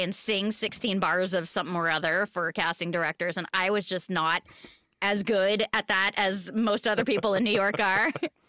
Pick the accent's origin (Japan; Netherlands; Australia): Japan; now in Seattle, United States; So I was born in Japan on a naval base. Grew up there, did the whole army base local theater thing, moved to Seattle